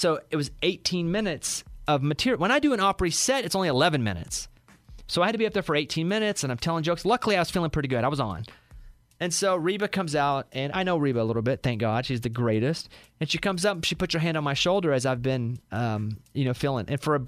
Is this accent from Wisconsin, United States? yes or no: no; Arkansas, United States; Growing up in Arkansas, we didn't have a lot of Arkansans that we could have looked up to as someone who left, was proud, and made a name saying, hey, I'm from Arkansas.